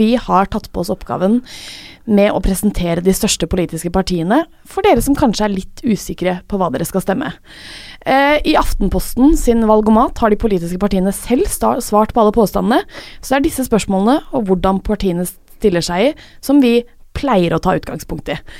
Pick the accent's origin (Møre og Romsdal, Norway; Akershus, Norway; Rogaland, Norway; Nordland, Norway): Akershus, Norway; Drøbak; moved away; så var jeg hjemme i Drøbak eh, med pappa